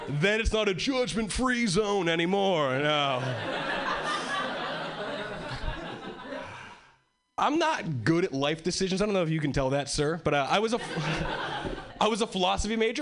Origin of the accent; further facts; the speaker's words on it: Hawaii, United States; moved away as an adult; now in Boston, United States; I originally was born and raised in Hawaii, and 3 years ago, I moved to Boston